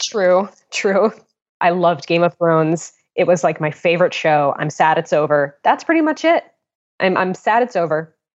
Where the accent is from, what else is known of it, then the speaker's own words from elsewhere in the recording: West Hartford, Connecticut, United States; I live in, I grew up in West Hartford, Connecticut.